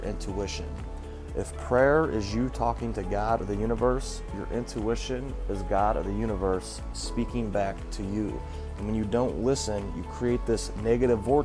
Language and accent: English; St. Louis, Missouri, United States; moved away; I'm from St. Louis, so when we go back, especially when I go back to St. Louis